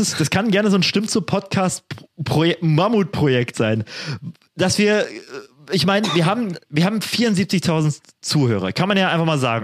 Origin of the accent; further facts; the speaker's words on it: Spree region, Brandenburg, Germany; moved away; also born or lived in Jena; meine Heimat hier ist, ne, Spree